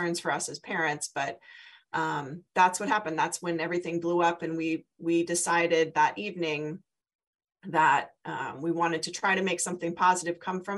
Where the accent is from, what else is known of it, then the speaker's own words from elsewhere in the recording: San Diego, California, United States; now in Philadelphia, United States; I'm from San Diego.